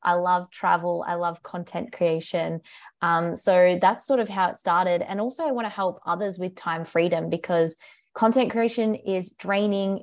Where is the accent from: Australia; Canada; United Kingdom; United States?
Australia; accent: British; moved away; I'm from Australia, if you can tell by my accent. Maybe not, I get British a little bit, but yes, I'm from Australia